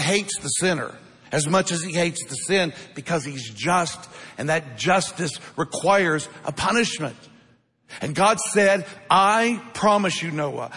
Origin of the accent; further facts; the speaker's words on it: Midwest, United States; growing up in the Midwest